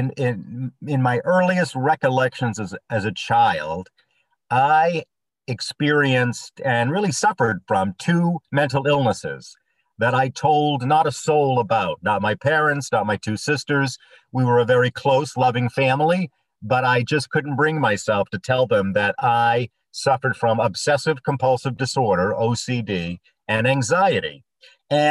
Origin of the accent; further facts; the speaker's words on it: Bangor, Maine, United States; I grew up in Bangor